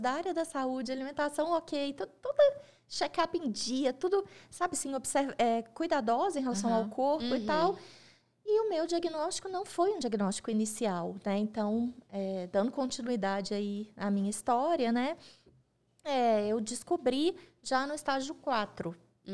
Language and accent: Portuguese; Coronel Fabriciano, Minas Gerais, Brazil; moved away as an adult; now in Belo Horizonte, Brazil; eu sou nascida em Coronel Fabriciano, mineira do interior